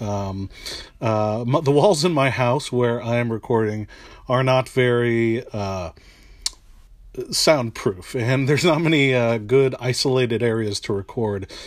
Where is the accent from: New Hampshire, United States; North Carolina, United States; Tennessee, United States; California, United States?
California, United States; East Bay, San Francisco Bay Area; also born or lived in San Jose, California; I am from the San Francisco Bay Area, Uh, I was born and raised here in the East Bay.